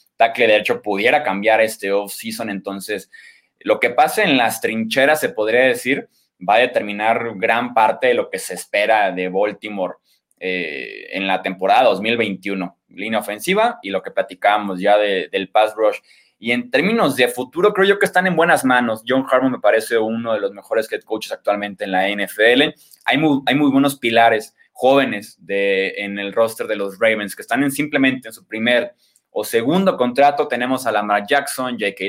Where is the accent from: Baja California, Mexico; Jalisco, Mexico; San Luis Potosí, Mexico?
Jalisco, Mexico; Guadalajara; yo soy de aquí de Guadalajara, Jalisco